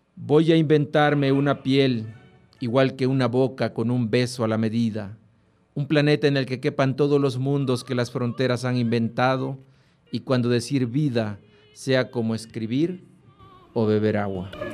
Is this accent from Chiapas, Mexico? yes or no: yes; Huehuetán, Chiapas, Mexico; en una revista local en mi pueblo, en Huehuetán, que es la capital del Soconusco, una zona muy privilegiada allá en Chiapas